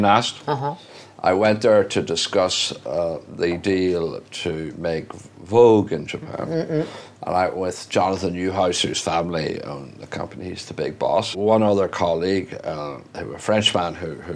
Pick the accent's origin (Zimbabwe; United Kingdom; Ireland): Ireland; moved away; also born or lived in France / Italy; I'm Irish